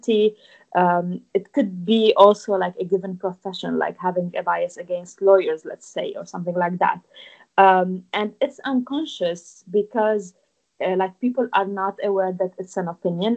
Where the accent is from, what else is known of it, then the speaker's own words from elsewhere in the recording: Lebanon; accent: Lebanese; English is a second language; moved away as an adult; also born or lived in France; now in United Kingdom; I grew up in Lebanon. So, like, my home is Lebanon, obviously. I moved to France when I was 19 for studies